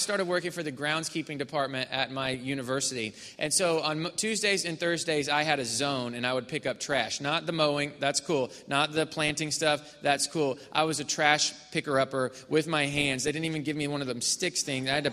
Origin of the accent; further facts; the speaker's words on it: Missouri, United States; now in Houston, United States; my parents' church, the church that I grew up in Missouri.